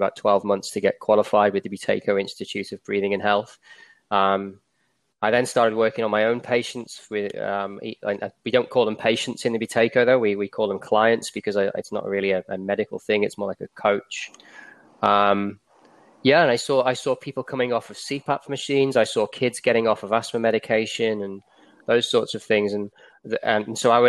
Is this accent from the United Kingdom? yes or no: yes; England, United Kingdom; moved away as an adult; now in Australia; As you can probably tell from my accent, I'm from England originally. I moved to Australia in about 2006.